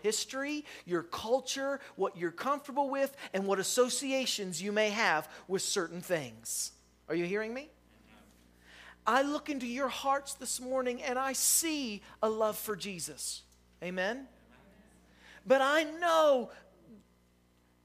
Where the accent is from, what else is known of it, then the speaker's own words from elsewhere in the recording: West Virginia, United States; I'm from West Virginia